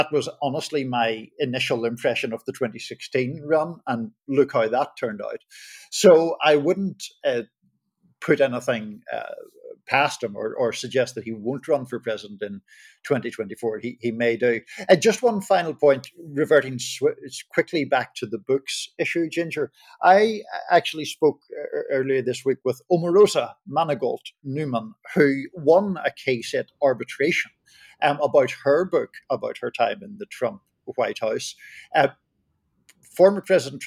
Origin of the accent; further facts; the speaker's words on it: Belfast, Northern Ireland, United Kingdom; moved away; That's the part of the world that I'm originally from. I grew up in Belfast